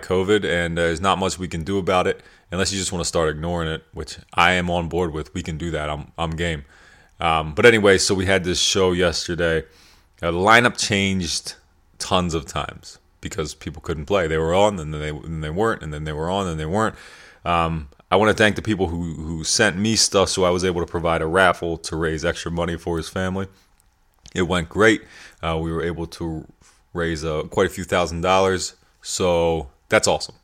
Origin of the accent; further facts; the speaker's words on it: York, Pennsylvania, United States; I grew up in York, Pennsylvania